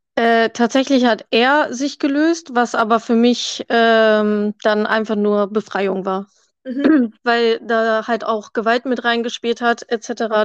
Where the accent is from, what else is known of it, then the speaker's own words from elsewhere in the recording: near Hanover, Lower Saxony, Germany; ich komme aus der Nähe von Hannover